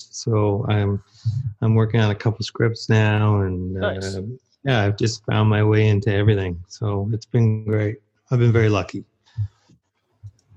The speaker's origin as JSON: {"language": "English", "town": "Oakville", "region": "Ontario", "country": "Canada", "tie": "born or raised there", "said": "I was born and raised in Oakville, Ontario"}